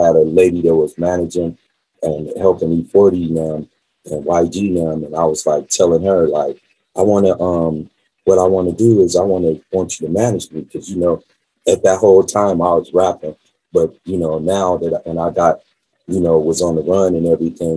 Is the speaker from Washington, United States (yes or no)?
no; Las Vegas, Nevada, United States; also born or lived in California; me growing up in Las Vegas